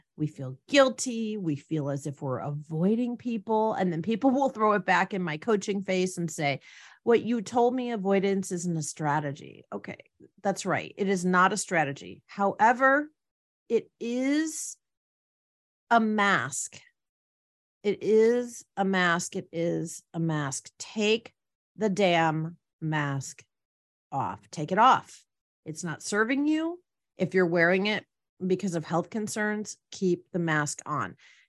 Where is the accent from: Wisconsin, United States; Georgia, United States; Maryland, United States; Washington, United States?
Wisconsin, United States; I used to feel like when I went back to my home state, for those of you that don't recall, it's Wisconsin. And I used to say it as if I was from Wisconsin.